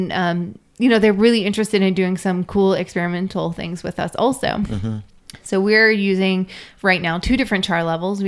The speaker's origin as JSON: {"language": "English", "region": "Kentucky", "country": "United States", "tie": "born or raised there", "said": "I was born in Kentucky in a dry county"}